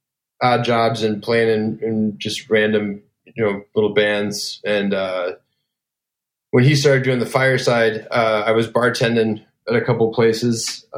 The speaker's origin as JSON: {"language": "English", "town": "Elgin", "region": "Illinois", "country": "United States", "tie": "born or raised there", "said": "I grew up in Elgin, Illinois, which is about 35 miles outside of downtown Chicago."}